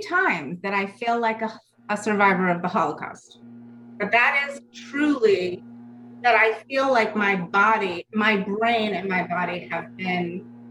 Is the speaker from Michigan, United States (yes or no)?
no; Connecticut, United States; I grew up in a middle upscale affluent town in Connecticut